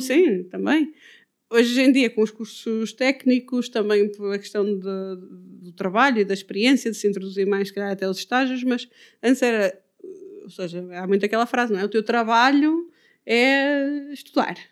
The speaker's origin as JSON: {"language": "Portuguese", "town": "Ponte de Lima", "region": "Norte", "country": "Portugal", "tie": "born or raised there", "moved": "yes", "lives_now": "Odemira, Portugal", "said": "eu cresci eh, em Ponte Lima, na vila e na aldeia"}